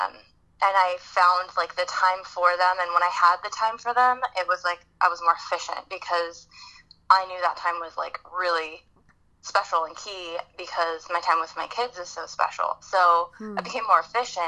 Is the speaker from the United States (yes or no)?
yes; the Bay Area, California, United States; now in San Diego, United States; I'm originally from the Bay Area, so I'm a California girl at heart